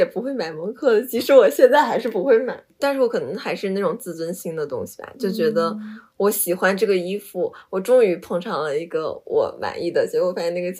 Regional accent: Jilin, China; 我们都是吉林人啊，然后所以就基因比较相似嘛。

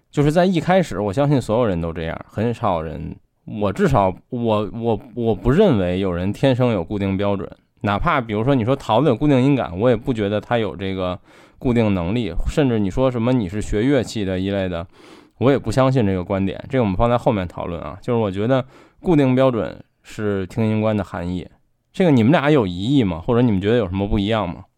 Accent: Beijing, China; 我作为北京人

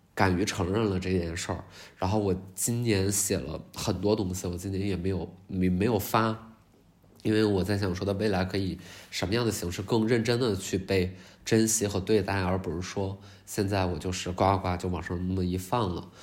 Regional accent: Qiqihar, Heilongjiang, China; 可能也是因为我是黑龙江齐哈尔人

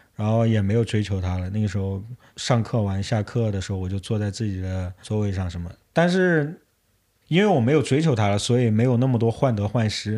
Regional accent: Yichang, Hubei, China; moved away as an adult; also born or lived in Beijing; 我特别特别喜欢我的老家，就是宜昌

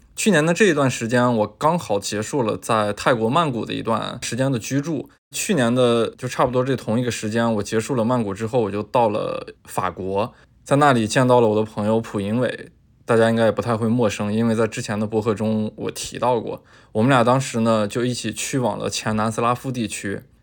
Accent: northern China, China; 作为一个北方人

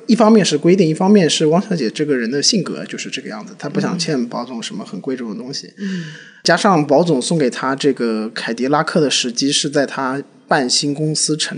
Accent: Shanghai, China; 虽然我不是上海人，嗯，但是因为我从小在上海长大嘛，然后上海话也会一些

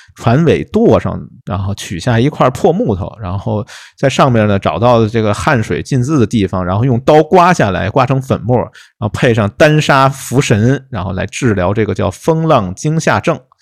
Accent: Guangdong, China; 我们广东这边

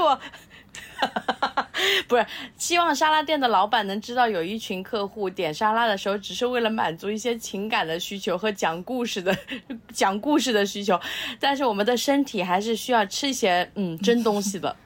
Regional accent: Nanjing, Jiangsu, China; moved away; 我们老家，呃，在南京的时候，我们会吃绿豆粉

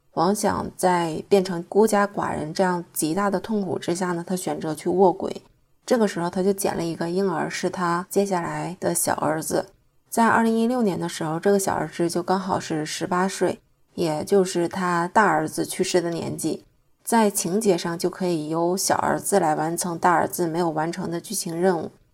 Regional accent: Northeast China, China; 虽然我是一个东北人

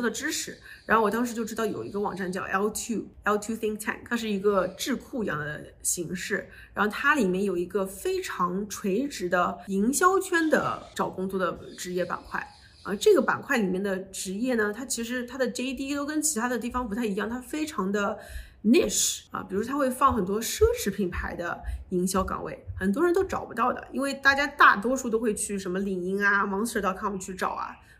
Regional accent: China; moved away as an adult; also born or lived in United States; 作为一个中国人

